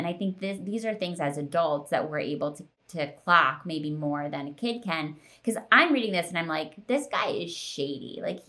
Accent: Philadelphia suburbs, Pennsylvania, United States; I live in Philadelphia. And I grew up in the Philadelphia suburbs.

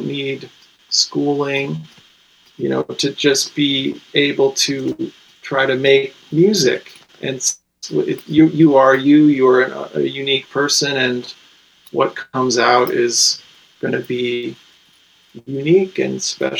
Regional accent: Connecticut, United States; a white guy from Connecticut

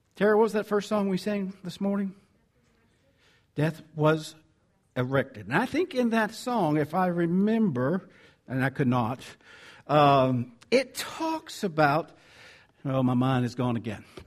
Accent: the South, United States; accent: southern; my southern accent's getting in the way here

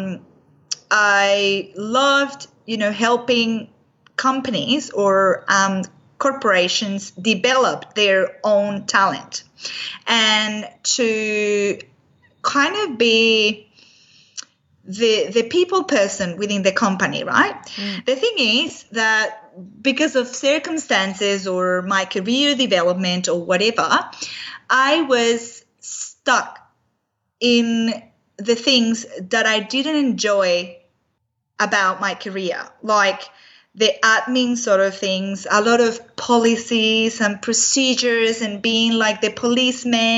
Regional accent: Venezuela; moved away; my background is I'm from Venezuela originally

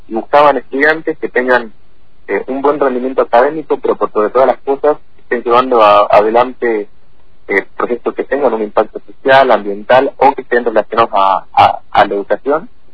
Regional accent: Tucumán, Argentina; moved away as an adult; now in Fernández Oro, Argentina; Y nací ahí en Tucumán, ahí hice mi primaria y secundaria y bueno, a fines de 2015 me mudé acá a Fernández Torres

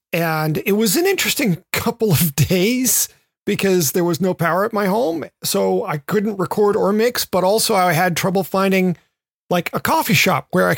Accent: the South, United States

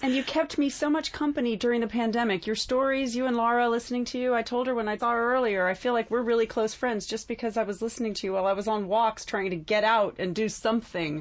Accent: North Carolina, United States; Growing up in North Carolina, growing on, up on the farm

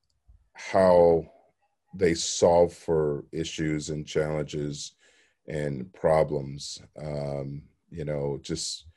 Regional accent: Chicago, Illinois, United States; I grew up in Chicago

